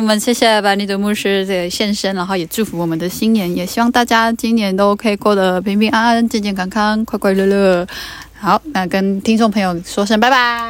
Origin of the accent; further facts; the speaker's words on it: Luona, Nantou County, Taiwan; 我们罗纳的人，罗纳是我们的部落哈，我们罗纳的人有我们自己讲话的方式